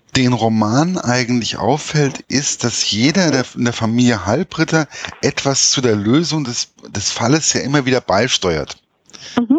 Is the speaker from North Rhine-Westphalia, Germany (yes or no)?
no; Hesse, Germany; als Hesse